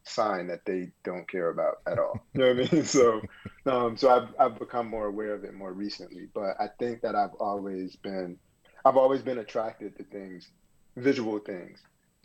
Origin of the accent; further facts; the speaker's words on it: Bloomfield, Connecticut, United States; moved away; also born or lived in Brooklyn, New York; I grew up in Connecticut, in Bloomfield, Connecticut